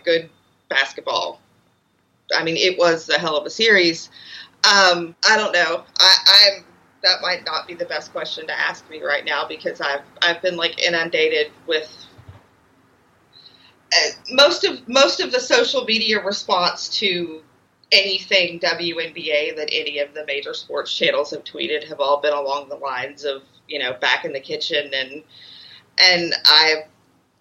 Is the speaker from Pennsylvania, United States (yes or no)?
no; Memphis, Tennessee, United States; I'm from Memphis, Tennessee. I've lived in Memphis all my life